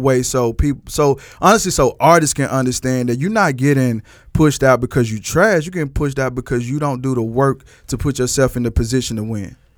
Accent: Texas, United States; I'm from Texas.

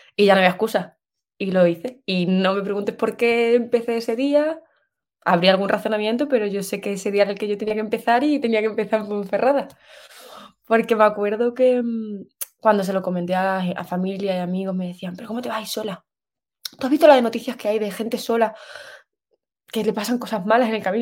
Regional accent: Extremadura, Spain; also born or lived in Seville / Australia; soy de Extremadura, como no me escuchan por todo el mundo, es una región de España. Eh, nací en el norte, pero luego me he criado en un pueblito que se llama Mendalejo

